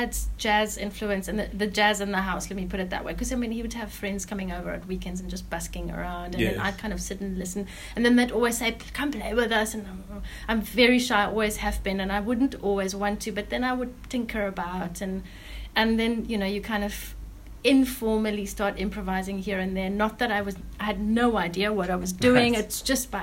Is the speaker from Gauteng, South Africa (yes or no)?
no; Stellenbosch, Western Cape, South Africa; I grew up in Stellenbosch